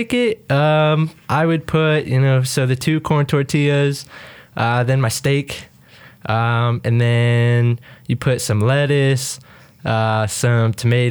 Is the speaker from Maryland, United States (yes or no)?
no; Connecticut, United States; moved away as an adult; now in Fort Collins, United States; I'm not from here. I'm from Connecticut